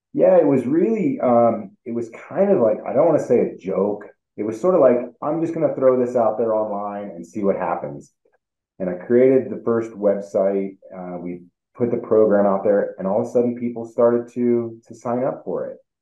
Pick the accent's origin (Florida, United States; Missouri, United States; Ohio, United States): Ohio, United States; Northwest; now in Colorado, United States; when I was a kid, you know, I grew up in Northwest Ohio.